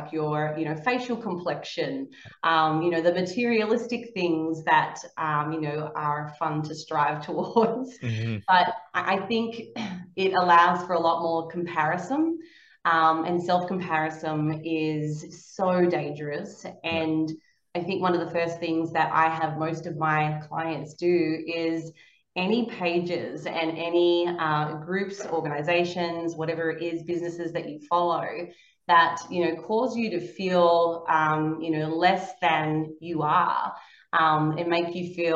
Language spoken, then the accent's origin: English; Australia; growing up in Australia, you don't really have a whole lot of opportunities